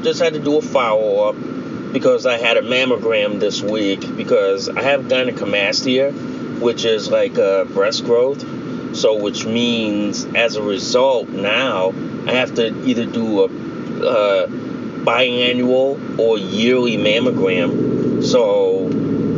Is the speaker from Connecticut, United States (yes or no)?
yes; New Britain, Connecticut, United States; I grew up in New Britain, Connecticut